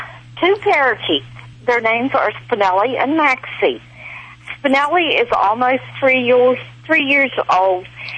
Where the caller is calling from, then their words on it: West Virginia, United States; I'm calling from West Virginia.